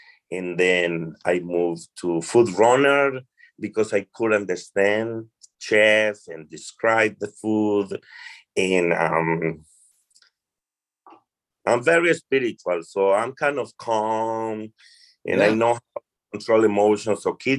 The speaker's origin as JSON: {"language": "English", "country": "Colombia", "also_born_or_lived": "New Jersey", "first_language": "Spanish", "second_language": "English", "moved": "as an adult", "lives_now": "New York City, United States", "said": "I'm originally from Colombia. Okay. My first language is Spanish. I moved to United States for circumstances in life."}